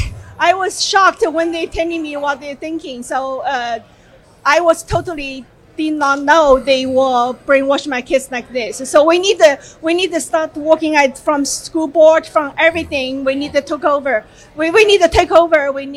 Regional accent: China; now in Dallas, United States; I'm from Communist China, so I know how.

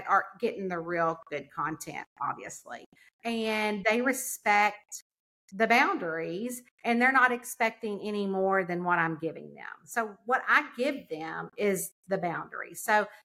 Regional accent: Lexington, Kentucky, United States; also born or lived in the South; my hometown in Lexington, which is 2 hours away

